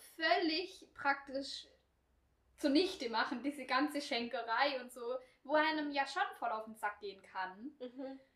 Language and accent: German; Swabia, Baden-Württemberg, Germany; accent: Swabian; ich spreche halt nicht das breiteste Schwäbisch